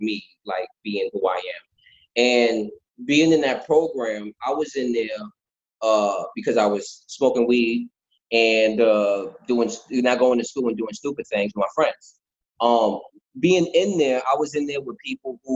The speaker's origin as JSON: {"language": "English", "town": "New York City", "region": "New York", "country": "United States", "tie": "born or raised there", "said": "born and raised in the Bronx"}